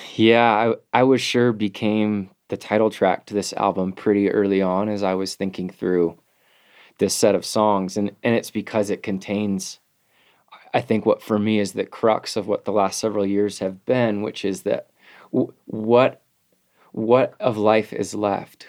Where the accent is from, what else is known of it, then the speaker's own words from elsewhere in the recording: United States; as an American man